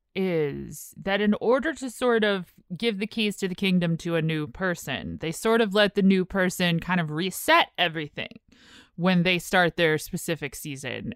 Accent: United States; we're American

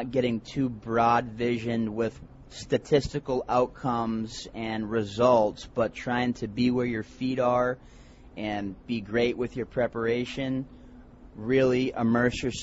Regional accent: Boston, Massachusetts, United States; also born or lived in Connecticut; I'm from Boston, Massachusetts

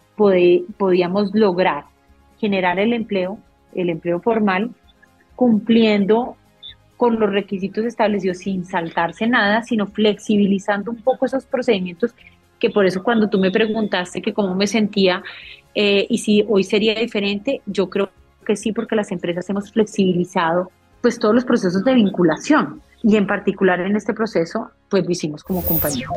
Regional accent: Colombia; nosotros mismos en Colombia

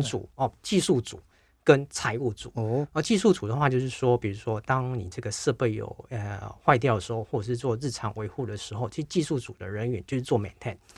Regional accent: Taiwan; 我们嗯。台湾人去就几个而已

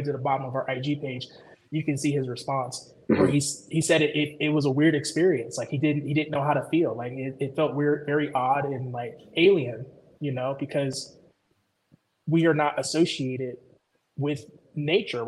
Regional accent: Chicago, Illinois, United States; moved away; also born or lived in Georgia / Ohio; born and raised in Chicago

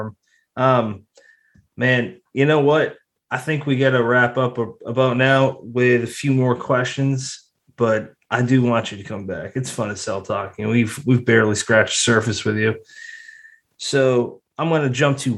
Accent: Massachusetts, United States; now in South Jersey, United States; back in my home, the one near me, Brennan in Massachusetts

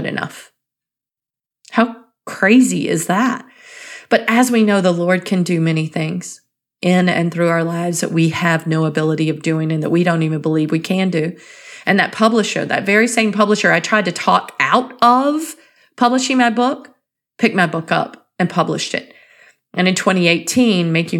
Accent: North Carolina, United States; I grew up in North Carolina, and I can say this because I did grow up there and our language is a bit different.

